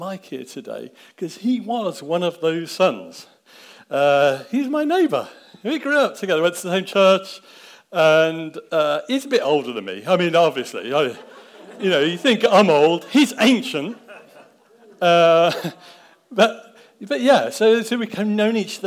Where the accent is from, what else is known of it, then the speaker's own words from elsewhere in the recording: Daventry, East Midlands, United Kingdom; I grew up in Daventry. I grew up on the Southbrook estate. Actually, I was born in the house